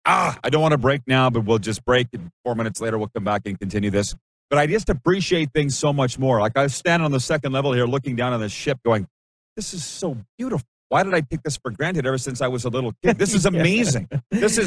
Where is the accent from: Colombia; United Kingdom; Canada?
Canada; growing up in Canada